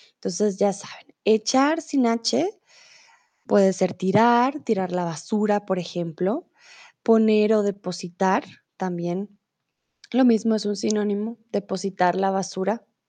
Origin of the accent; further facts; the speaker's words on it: Colombia; also born or lived in Mexico; now in Germany; yo soy de Colombia, vivo comúnmente en Alemania y ahora estoy en México